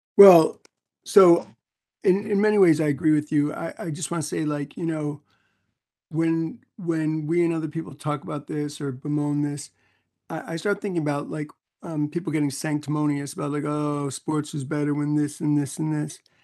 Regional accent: New York City, New York, United States; moved away as an adult; also born or lived in North Carolina; when I got to North Carolina growing up in New York City

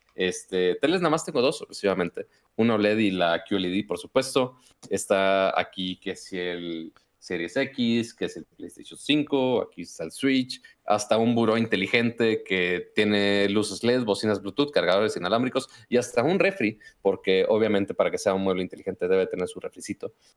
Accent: Monterrey, Nuevo León, Mexico; accent: norteño; yo soy de Monterrey, entonces es el otro tipo de norteño

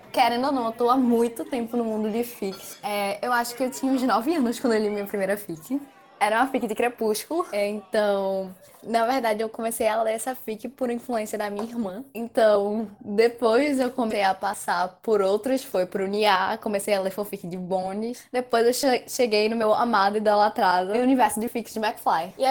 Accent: Recife, Pernambuco, Brazil; eu sou de Recife.

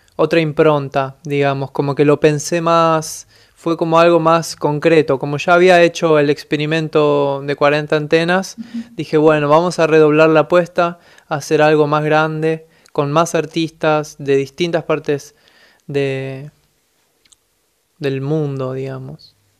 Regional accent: Buenos Aires, Argentina; soy de Buenos Aires, Argentina

